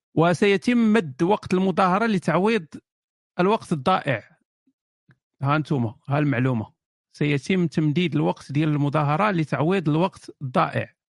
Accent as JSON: {"language": "Arabic", "country": "Morocco", "said": "انا كمغربي يعني انا عايش في المغرب"}